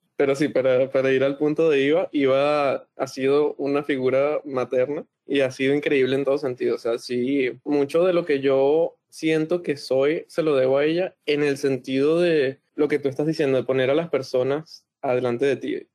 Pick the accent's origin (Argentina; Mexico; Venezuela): Venezuela; now in Montreal, Canada; creciendo en Venezuela